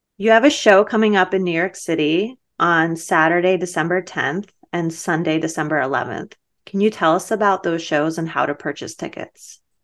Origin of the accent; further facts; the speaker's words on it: Baku, Azerbaijan; moved away; I was born in Baku in Azerbaijan, and most of my family's from Artsakh.